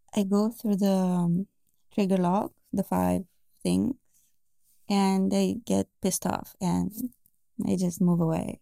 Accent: Bucharest, Romania; I am from Romania. Yeah, Bucharest.

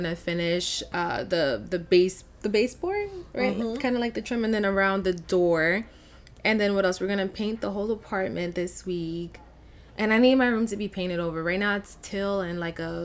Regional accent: Long Island, New York, United States; I grew up in Long Island

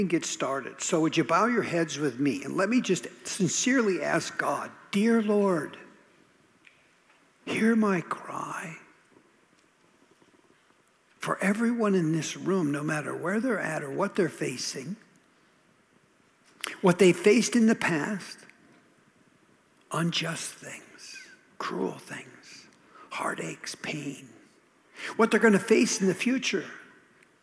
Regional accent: Minnesota, United States; moved away; also born or lived in southern New Jersey; I grew up in Minnesota

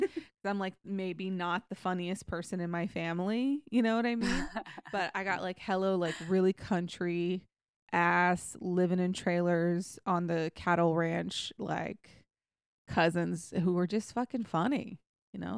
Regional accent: Texas, United States; also born or lived in England; I'm from Texas

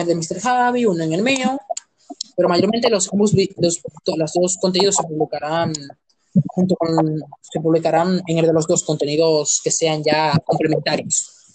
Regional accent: Dominican Republic; somos de nacionalidad dominicana

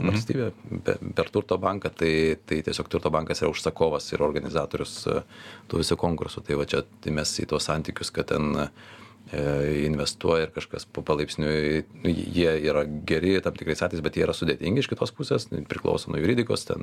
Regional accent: Lithuania; aš būdamas lietuvis šitos valstybės pilietis

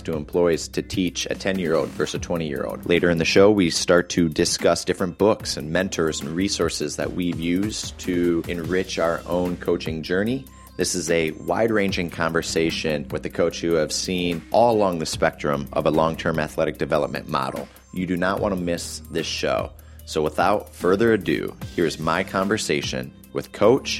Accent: Michigan, United States; moved away; also born or lived in Wichita, Kansas; growing up in Michigan

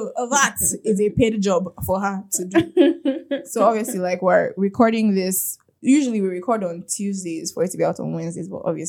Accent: Nigeria; Being a Nigerian human being.

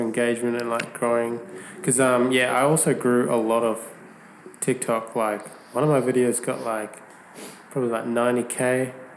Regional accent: Perth, Western Australia, Australia; I'm from Perth.

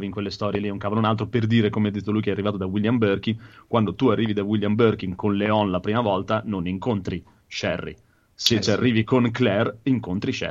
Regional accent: Lombardy, Italy; io da buon lombardo sono andato dal mio

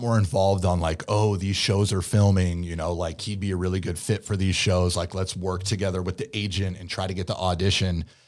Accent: Pleasanton, California, United States; accent: Valley Boy; also born or lived in San Diego; growing up in the Bay

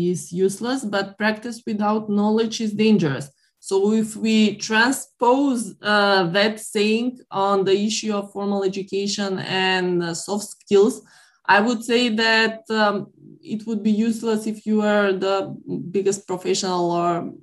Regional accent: North Macedonia; my home country, North Macedonia

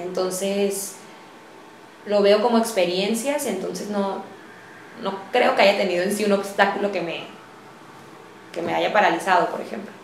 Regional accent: Tijuana, Baja California, Mexico; Soy una mujer tijuanense, orgullosamente, como les comentaba. Mi familia es de las fundadoras de, Tijuana, por lo que me siento profundamente arraigada y orgullosa de ser de, aquí.

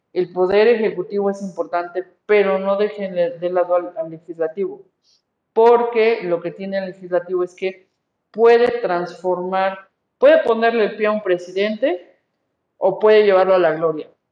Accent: Mexico; Yo soy mexicana, por lo tanto tengo que cuidar la patria en la que nací

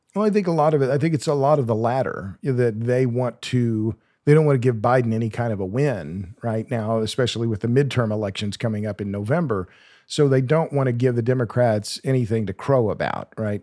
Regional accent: Oklahoma, United States; moved away as an adult; now in Texas, United States; I'm from Oklahoma

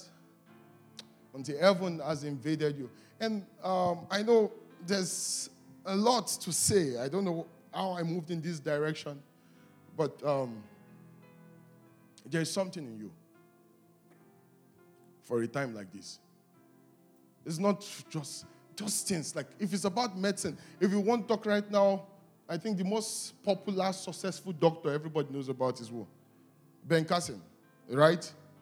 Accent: Delta, Nigeria; whenever people ask me where I'm from in Nigeria, and I laugh, I say, I'm the minority of the minority of the minority. Like, that's where I'm from. Like, I'm from Delta State

